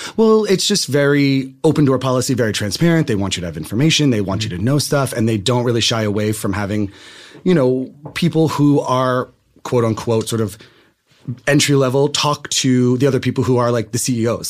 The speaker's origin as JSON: {"language": "English", "town": "Randolph", "region": "New Jersey", "country": "United States", "tie": "born or raised there", "moved": "as an adult", "lives_now": "Los Angeles, United States", "said": "I'm from New Jersey"}